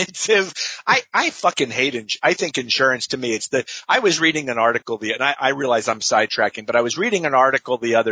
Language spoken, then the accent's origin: English; Florida, United States; I was born and raised in Florida